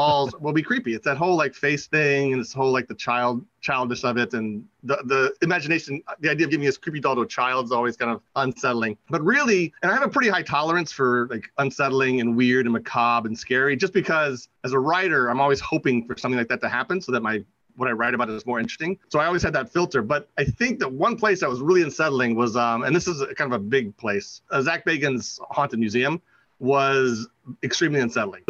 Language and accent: English; D.C. area, Maryland, United States; also born or lived in Virginia; from my hometown, so I'm from the D.C. area. I'm from Maryland, all the way around Maryland, and Virginia too.